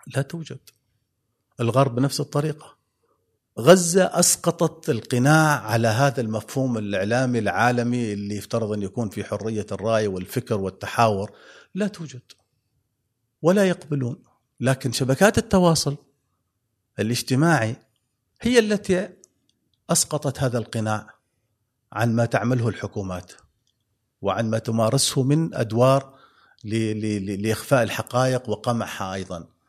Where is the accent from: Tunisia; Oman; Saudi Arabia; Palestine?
Oman; نحن كعمانيين